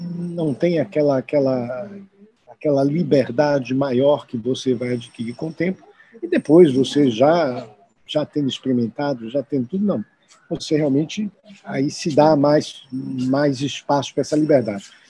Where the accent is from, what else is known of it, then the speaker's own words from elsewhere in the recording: Salvador, Bahia, Brazil; moved away as an adult; now in São Paulo, Brazil; aqui em Salvador, eu sou daqui de Salvador